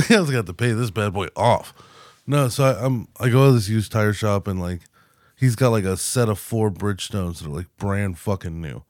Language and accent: English; United States; I'm an American